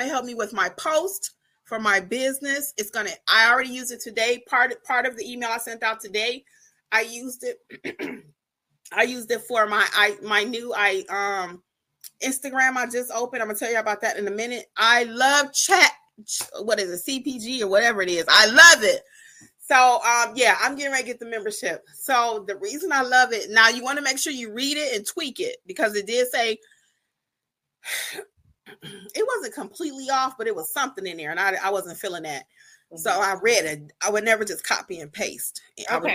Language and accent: English; Detroit, Michigan, United States; moved away as an adult; now in Georgia, United States; I'm from Detroit originally, but I've been in Georgia for 20-something years